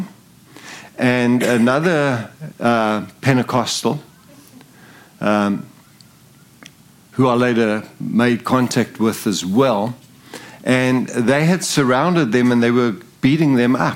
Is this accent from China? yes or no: no; Zimbabwe; moved away; also born or lived in South Africa; I'm English. And I was born in Zimbabwe. I didn't grow up in South Africa. I was born in a British colony